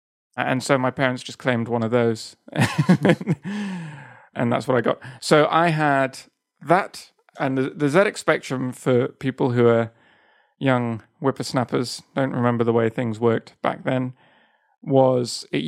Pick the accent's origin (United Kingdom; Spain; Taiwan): Spain; south of Spain; So, I grew up in Spain, in the south of Spain